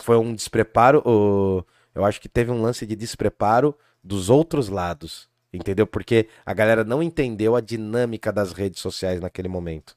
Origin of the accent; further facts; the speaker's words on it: Brazil; also born or lived in Jundiaí; nós, como brasileiros